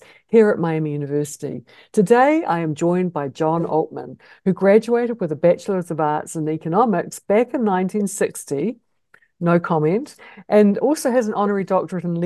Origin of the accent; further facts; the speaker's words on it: New Zealand; now in United States; back in New Zealand, my home country